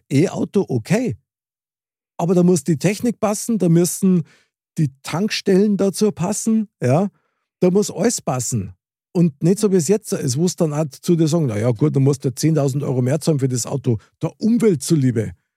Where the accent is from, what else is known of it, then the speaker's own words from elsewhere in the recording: Munich, Bavaria, Germany; ich bin ein Münchner Kindl mit Herz und Seele